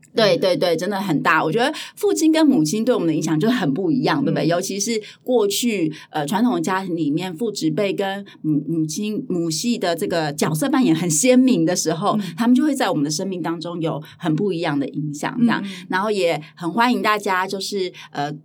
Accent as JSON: {"language": "Chinese", "town": "Hualien", "region": "Hualien County", "country": "Taiwan", "tie": "born or raised there", "said": "华联我的家乡，嗯哦，是哦。对，对，对，对，对，我是在华联长大的小孩"}